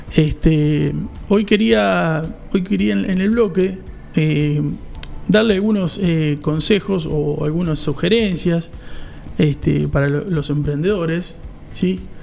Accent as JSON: {"language": "Spanish", "country": "Argentina", "said": "somos Argentina y somos un entramado diferente a otros lados"}